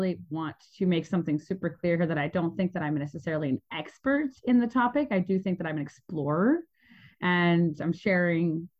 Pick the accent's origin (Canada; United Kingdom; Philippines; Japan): Canada; moved away as an adult; I was born in Canada. And I had the opportunity of having quite a turbulent childhood that really led me to be a traveler really young. So when I was 20, I left